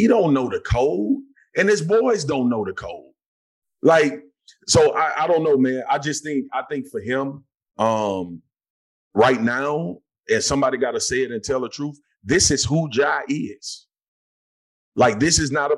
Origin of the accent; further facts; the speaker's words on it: Baton Rouge, Louisiana, United States; I grew up in Scotlandville, Louisiana